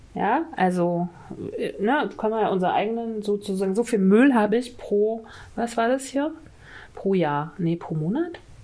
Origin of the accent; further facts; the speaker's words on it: Mecklenburg-Vorpommern, Germany; Das ist nämlich Mecklenburg-Vorpommern, meine Heimat